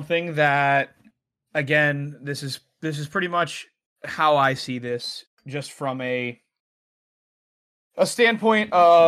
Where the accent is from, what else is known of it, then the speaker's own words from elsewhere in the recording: Pittsburgh, Pennsylvania, United States; growing up in Pittsburgh, we're a Midwest city, but a lot of the sense of humor and interactions are a lot more Northeast city way.